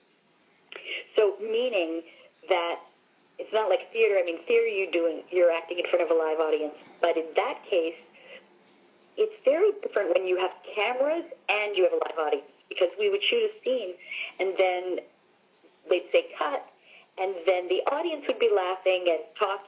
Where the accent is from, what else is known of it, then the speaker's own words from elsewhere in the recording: Long Island, New York, United States; I'm from Long Island